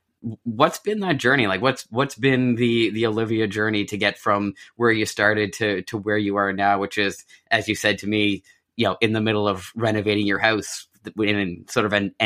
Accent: Nova Scotia, Canada; the little kind of like little pocket that we grew up in here in Nova Scotia.

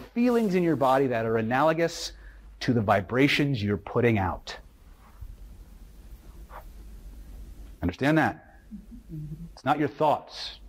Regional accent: California, United States; I'm from California

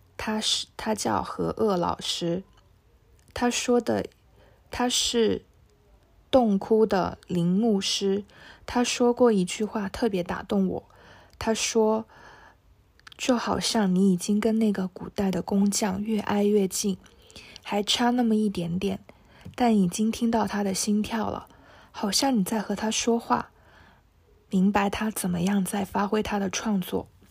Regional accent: Shenzhen, Guangdong, China; 我来自深圳。

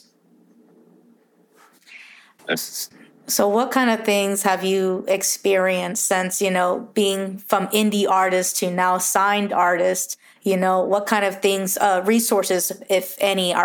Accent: Houston, Texas, United States; I'm all the way from Houston

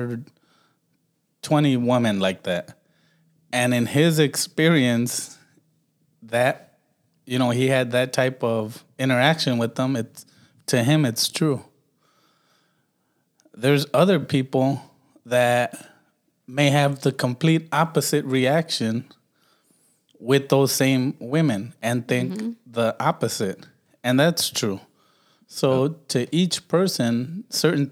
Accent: Los Angeles, California, United States; I grew up in Watts. I grew up with a lot of black people

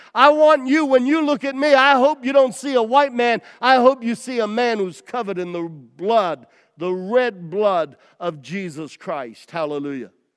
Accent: United States

